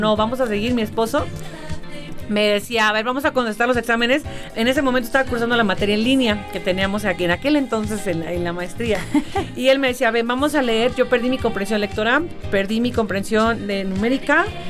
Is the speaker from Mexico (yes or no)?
yes; Mexico; como buena mexicana